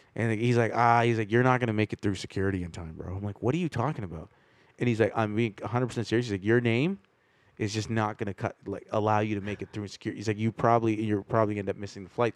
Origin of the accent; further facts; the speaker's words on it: Canada; It's just this is what the country that I grew up in. Like I'm about as Canadian as the next kid.